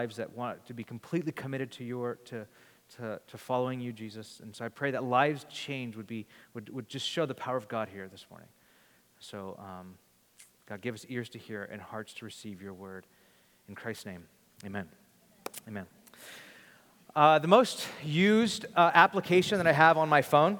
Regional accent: Bakersfield, California, United States; We grew up in Bakersfield

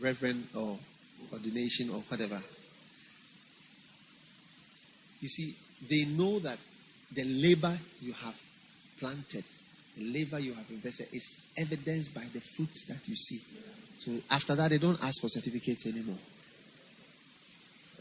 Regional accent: Ghana; I'm not from India. I'm from Ghana

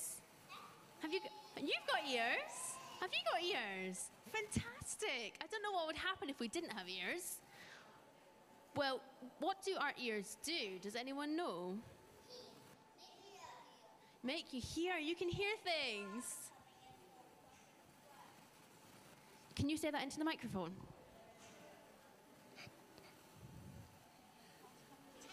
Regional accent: Scotland, United Kingdom; moved away; I came down from Scotland, I had a host family

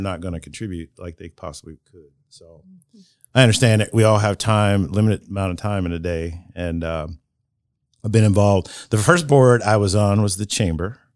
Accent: Marion, United States; I was born in Marion General Hospital

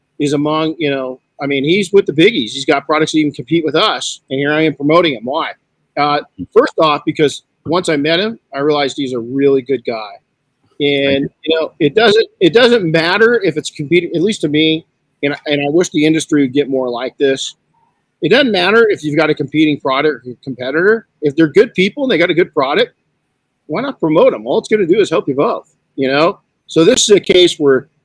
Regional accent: Southern California, United States; I grew up in Southern California, about 38 miles from downtown Los Angeles in a pretty poor community

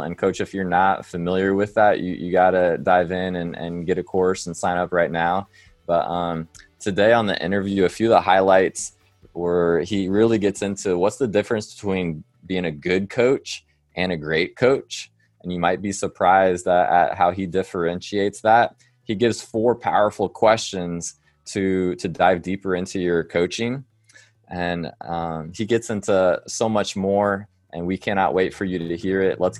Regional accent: Danville, Illinois, United States; my hometown of Danville, Illinois.

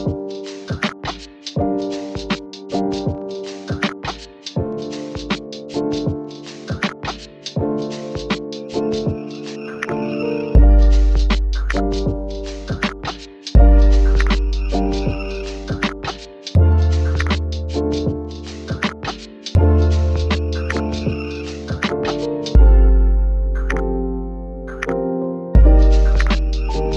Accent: Indianapolis, Indiana, United States; we grew up in Indy, so it was like Fox 59

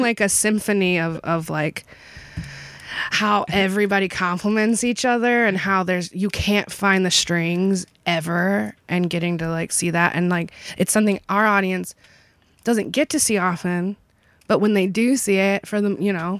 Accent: Kentucky, United States; now in Sarasota, United States; I'm from Kentucky

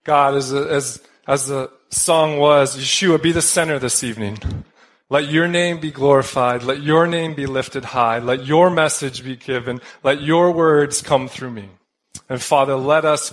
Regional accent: Denver, Colorado, United States; also born or lived in Southern California; I hail from Colorado, Denver, Colorado.

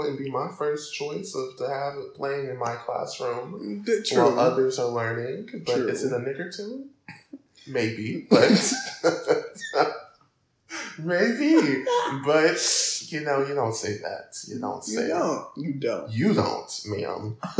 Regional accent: Alabama, United States; my home state, Alabama

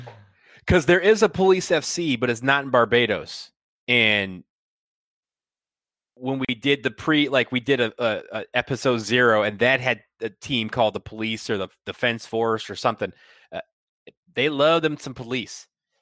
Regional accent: Michigan, United States; if they named it after the Flint Tropics, I would have said that it was a real team paying homage to my home state

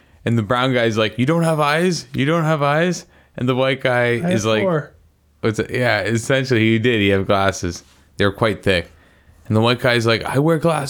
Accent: Canada; we're Canadian

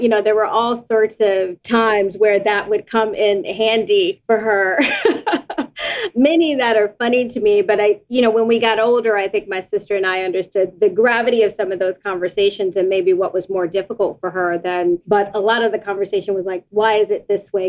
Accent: United States; born or raised there

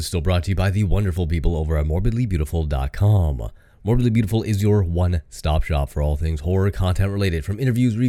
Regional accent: Canada; I'm from Canada

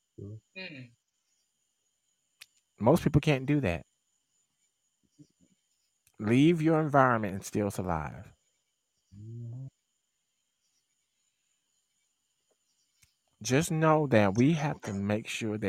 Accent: Mississippi, United States; My home state

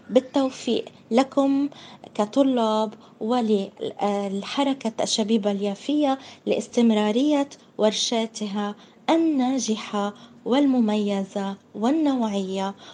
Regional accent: Jaffa, Tel Aviv District, Israel; برسل تحياتي لك بشكل خاص أخي وبلدياتي ابن مدينتي يافا ابن مدينتنا الجميله يافا محمود دسوقي وكذلك لكل العائلة الكريمة ولكل أهالينا الكرام في مدينتنا يافا

